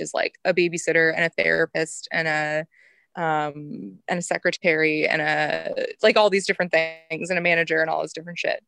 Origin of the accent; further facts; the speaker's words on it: a very small town in Northern Illinois, United States; now in West Coast, United States; I'm from a very small town in Northern Illinois. It's a village